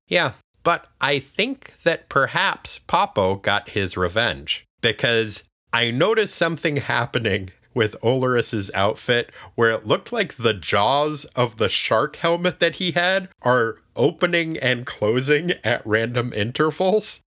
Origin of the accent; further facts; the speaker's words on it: New Hampshire, United States; my home state of New Hampshire